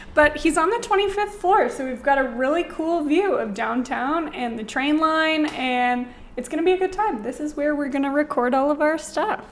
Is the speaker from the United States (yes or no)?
no; Ontario, Canada; now in Calgary, Canada; I'm from Ontario originally